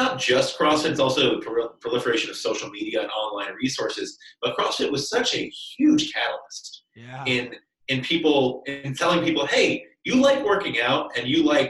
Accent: the South, United States; I went to a very good school in the South, but I'm from the South.

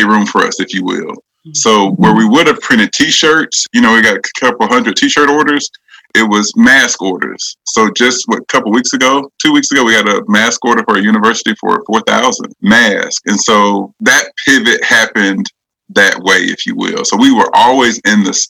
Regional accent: Pensacola, Florida, United States; moved away as an adult; now in Nashville, United States; I'm originally from Pensacola. And of course, I live in Nashville, been here for 20 plus years at this point

